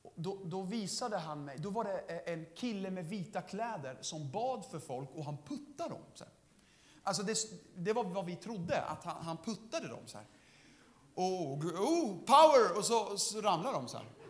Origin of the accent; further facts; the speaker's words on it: Södertälje, Stockholm County, Sweden; jag är den enda i min familj som är född i, i Sverige, alla andra, vi kommer från Syrien